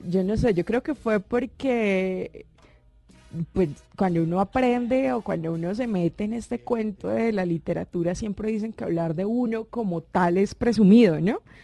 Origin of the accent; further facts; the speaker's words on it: Cúcuta, Norte de Santander, Colombia; soy cucuteña, soy calentana